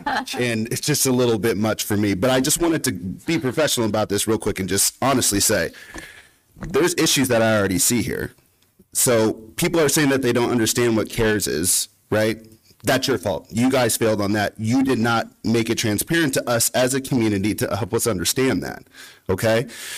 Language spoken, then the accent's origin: English; California, United States; moved away as an adult; being from California myself, 4 years removed, I moved away from Cali to come here so I could have family values.